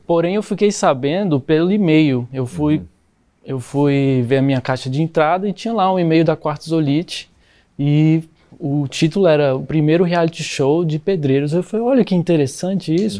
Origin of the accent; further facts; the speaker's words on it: São João d'Aliança, Goiás, Brazil; Eu sou de São João da Aliança, o portal da Chapada dos Veadeiros, Goiás.